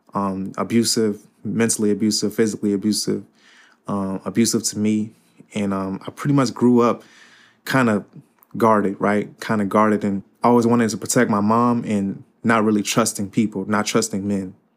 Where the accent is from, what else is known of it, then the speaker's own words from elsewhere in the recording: Cincinnati, Ohio, United States; also born or lived in Fort Wayne, Indiana; I live in Cincinnati all my life